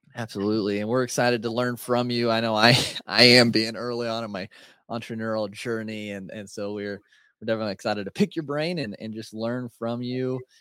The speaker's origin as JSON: {"language": "English", "region": "Indiana", "country": "United States", "said": "I'm from Indiana, so country boy kinda at heart"}